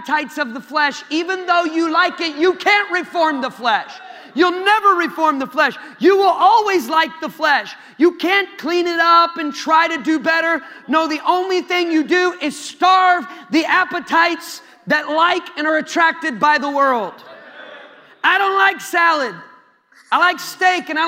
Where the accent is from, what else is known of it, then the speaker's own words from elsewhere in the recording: Iowa, United States; I'm from Iowa, man. I don't got any accent.